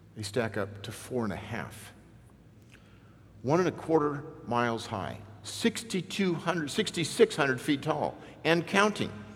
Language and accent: English; Newport Beach, California, United States; I grew up in Newport Beach, California